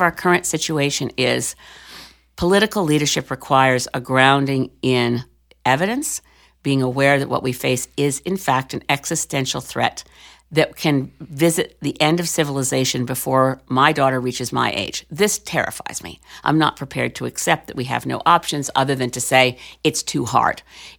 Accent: Canada; Hi, I'm Canadian. I'm a Canadian member of Parliament.

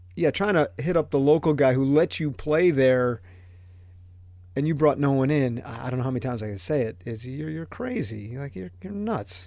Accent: Southern Connecticut, United States; me growing up in Southern Connecticut

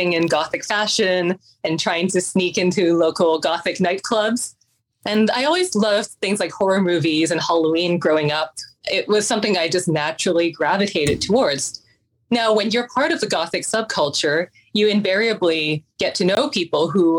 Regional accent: Vancouver, British Columbia, Canada; My parents are both from Hong Kong, and I was born and I grew up in Vancouver, Canada.

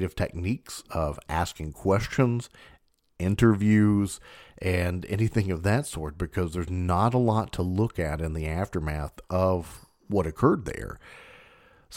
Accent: Kentucky, United States; I'm from Kentucky

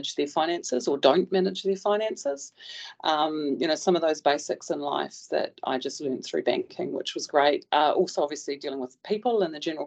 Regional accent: West Coast, New Zealand; moved away as an adult; I'm a dairy farmer's daughter from the West Coast.

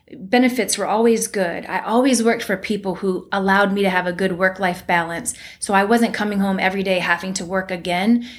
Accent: Cleveland, Ohio, United States; I come from Cleveland, Ohio, where my family was middle class at best

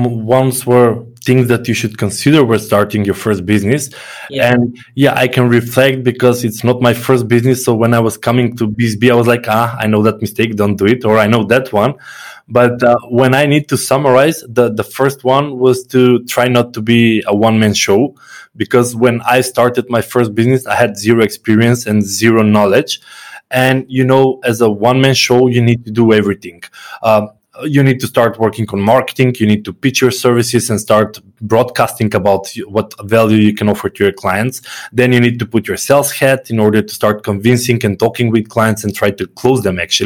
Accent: North Macedonia; I come from Macedonia. It's a very small country

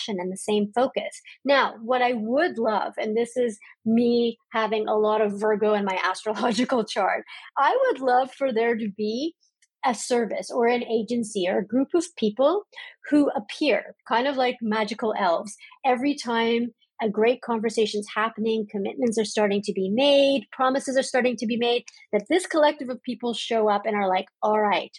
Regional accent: Canada; my home country of Canada

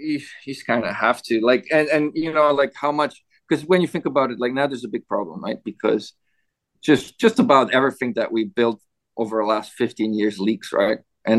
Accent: Canada; I was surprised coming from Canada

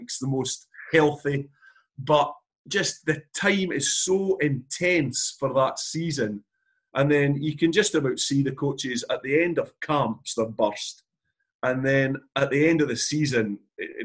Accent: Galashiels, Scotland, United Kingdom; I'm from Gala Shield, so you're 4 miles from Melrose, where it all started. We were always brought up on Sevens in the Borders.

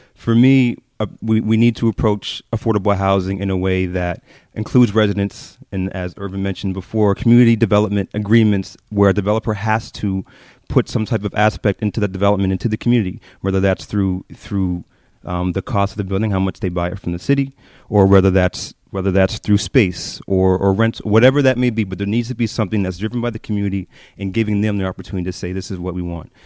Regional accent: Halifax, Nova Scotia, Canada; I grew up in North End of Halifax, uh, my whole life

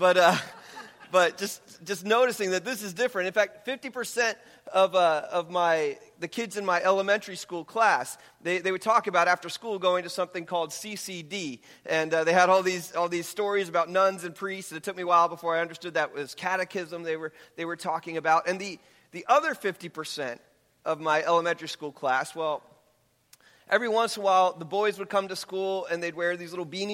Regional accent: Hicksville, New York, United States; I grew up on Long Island, New York, about 20 minutes outside of New York City. It was in a town called Hicksville

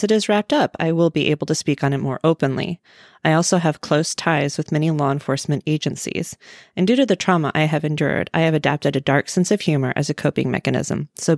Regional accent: Midwest, United States; I was born and raised in the Midwest, and I still reside here. I'm a 38-year-old widow

